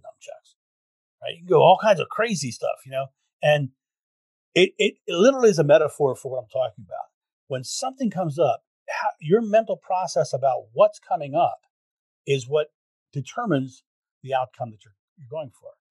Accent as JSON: {"language": "English", "country": "United States", "said": "I'm American"}